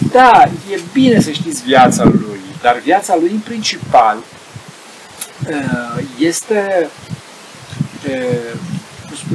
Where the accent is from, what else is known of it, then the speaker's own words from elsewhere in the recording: Arad, Arad County, Romania; Deci Sfântul Roșmân, eu sunt din Arad, da?